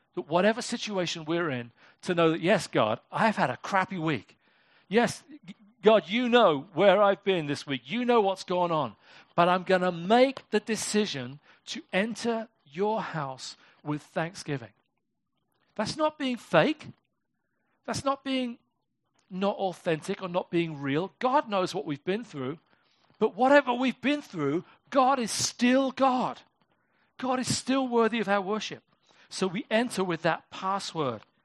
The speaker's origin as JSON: {"language": "English", "country": "United Kingdom", "said": "I'm British"}